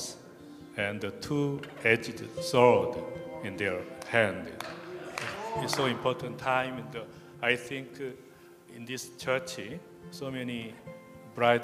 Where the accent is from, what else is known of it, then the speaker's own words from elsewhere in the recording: South Korea; I'm from South Korea.